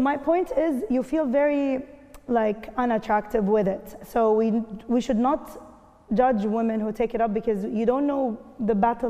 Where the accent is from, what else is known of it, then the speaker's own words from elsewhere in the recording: Kuwait; now in Dubai, United Arab Emirates; I mean, I grew up in the Gulf, so I know. In Kuwait, it's also different